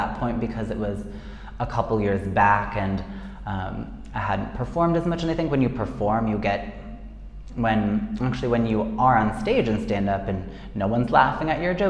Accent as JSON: {"language": "English", "country": "United States", "moved": "as an adult", "lives_now": "Buenos Aires, Argentina", "said": "I'm American"}